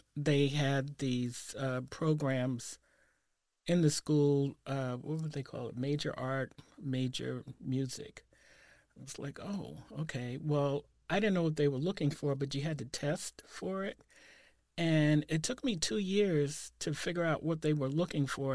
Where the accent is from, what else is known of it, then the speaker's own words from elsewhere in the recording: New York, United States; moved away as an adult; now in Portland, United States; I grew up in the Saint Nicholas Projects